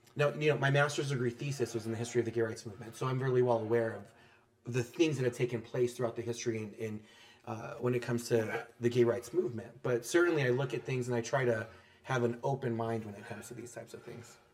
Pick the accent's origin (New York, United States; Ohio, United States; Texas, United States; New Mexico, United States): New Mexico, United States; I'm from New Mexico.